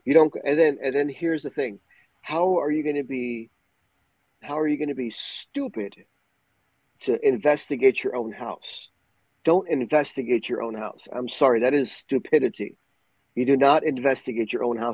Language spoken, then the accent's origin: English; Puerto Rico; Growing up in Puerto Rico